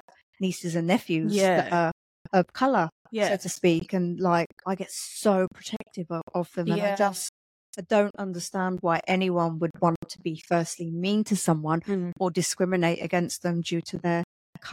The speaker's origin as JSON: {"language": "English", "region": "London", "country": "United Kingdom", "accent": "Cockney", "said": "being half Polish, but also originally from London."}